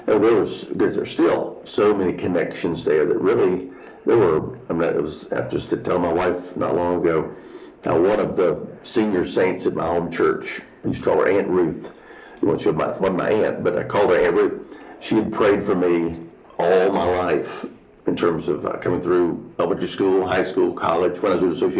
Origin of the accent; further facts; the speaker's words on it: Cleveland County, North Carolina, United States; I grew up in Western North Carolina, Cleveland County, North Carolina